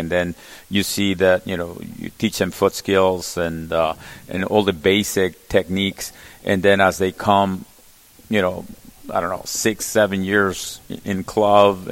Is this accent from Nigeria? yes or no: no; Querétaro, Mexico; also born or lived in Mexico City; now in United States; I was born in Mexico City. However, I live, since I was little, in a place called Querétaro. Querétaro is a city